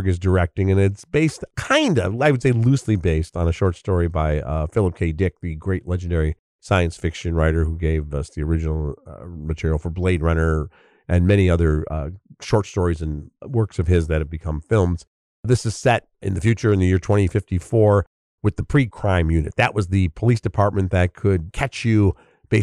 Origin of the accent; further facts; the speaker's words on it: Chicago, Illinois, United States; my hometown of Chicago